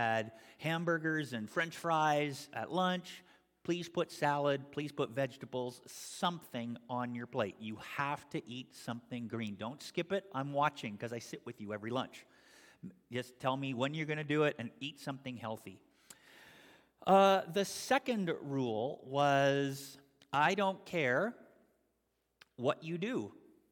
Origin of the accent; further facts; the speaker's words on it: Canada; moved away as an adult; also born or lived in Toronto area, Ontario / Albany, New York; now in United States; originally I come from Canada and I was part of the Canadian Christian and Missionary Alliance. And when I moved from the Eastern Canadian district in a suburb of Toronto to come to this district